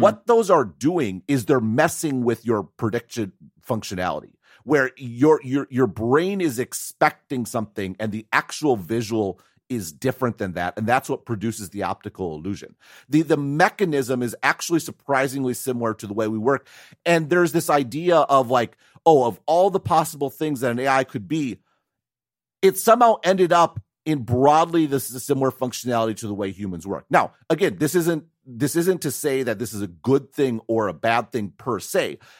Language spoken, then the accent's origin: English; United States; moved away as an adult; now in Taiwan; I'm an American